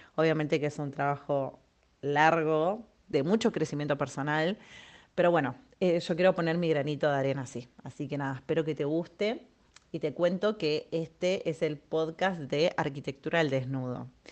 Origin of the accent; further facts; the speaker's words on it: Argentina; moved away as an adult; now in Spain; soy argentina. Hace más de tres años estoy viviendo en España